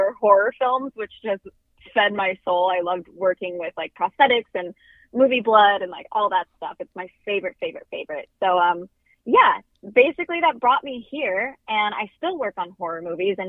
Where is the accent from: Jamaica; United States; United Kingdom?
United States; Roseville, California; I was born and raised in Roseville, California, which is just outside of Sacramento, California.